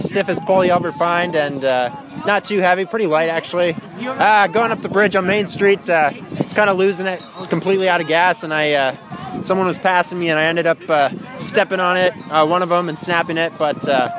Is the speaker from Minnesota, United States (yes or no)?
yes; St. Cloud, Minnesota, United States; from St. Cloud, Minnesota.